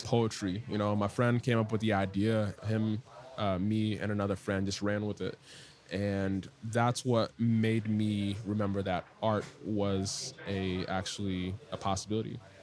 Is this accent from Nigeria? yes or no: no; Ghana; now in Washington, D.C., United States; I am a Ghanaian born, uh, DC based artist